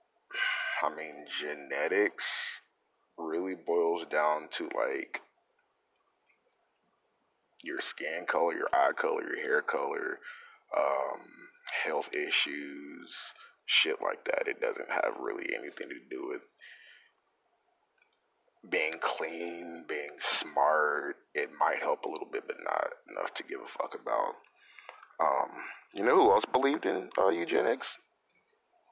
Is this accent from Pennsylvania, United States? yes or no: no; California, United States; moved away as an adult; also born or lived in Texas; now in Long Beach, United States; I lived in California from the age of 6 to like 20